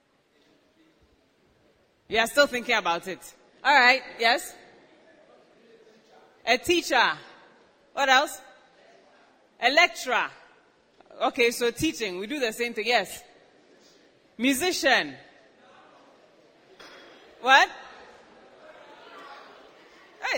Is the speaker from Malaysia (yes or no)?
no; Ghana; I was born and raised right here in Ghana.